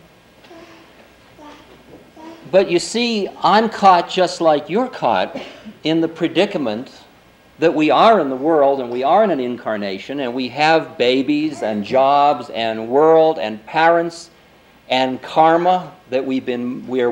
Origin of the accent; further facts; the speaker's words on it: Boston, Massachusetts, United States; accent: Boston; my Boston accent